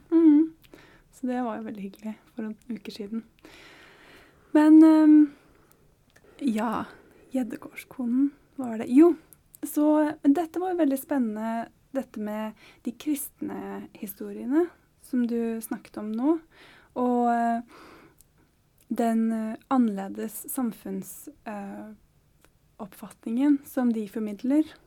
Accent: Oslo, Norway; Jeg vokste faktisk opp i Sørkedalen.

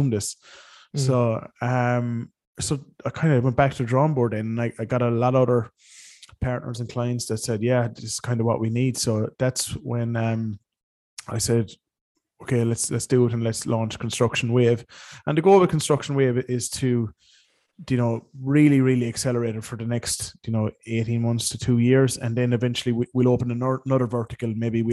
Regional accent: Ireland; also born or lived in West London; now in London, United Kingdom; I come from Ireland

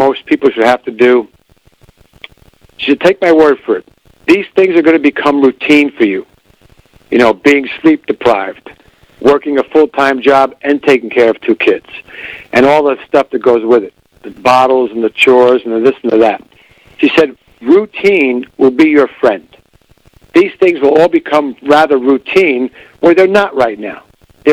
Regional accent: New York City, New York, United States; moved away as an adult; also born or lived in La Crosse, Wisconsin; now in Eau Claire, United States; I grew up in the Bronx, New York

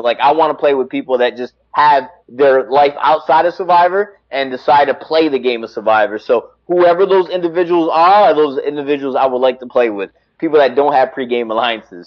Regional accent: Connecticut, United States; I'm from Connecticut

